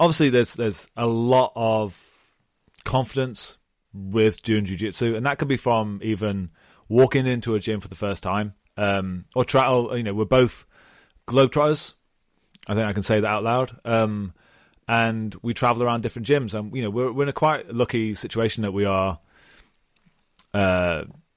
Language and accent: English; United Kingdom; born or raised there